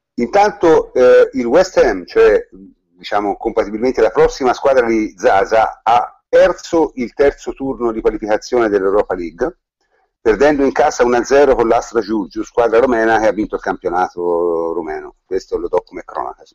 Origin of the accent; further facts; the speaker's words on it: Tuscany, Italy; noi, noi siamo toscani